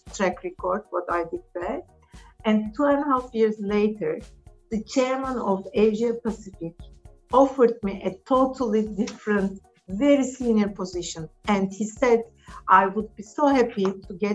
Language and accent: English; Istanbul, Turkey; English is a second language; moved away as an adult; also born or lived in Vienna, Austria; now in United Kingdom; We are originally from Istanbul. And I grew up and I lived most of my life in Istanbul.